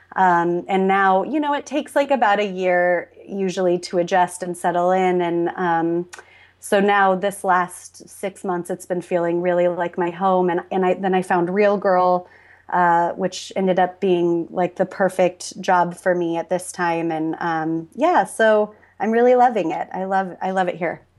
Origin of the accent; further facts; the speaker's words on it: Humboldt County, Northern California, United States; moved away as an adult; now in Los Angeles, United States; I'm from Northern California, uh, like almost the Oregon border, Humboldt County